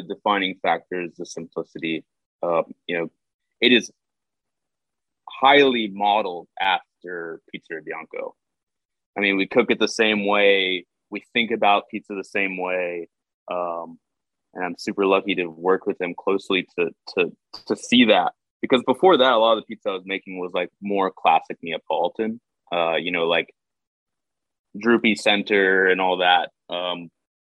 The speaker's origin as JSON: {"language": "English", "town": "Houston", "region": "Texas", "country": "United States", "also_born_or_lived": "California / San Francisco", "moved": "as an adult", "said": "Houston is my home. I spent a lot of time out of Houston"}